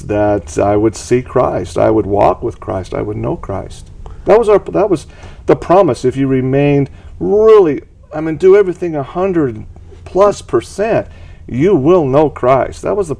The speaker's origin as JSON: {"language": "English", "town": "Hawthorne", "region": "Nevada", "country": "United States", "tie": "born or raised there", "said": "I grew up in Hawthorne, Nevada, and it's kind of a Gentile community there in Hawthorne."}